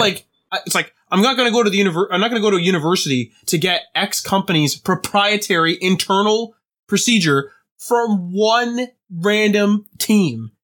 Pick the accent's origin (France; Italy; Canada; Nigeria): Canada; we're Canadian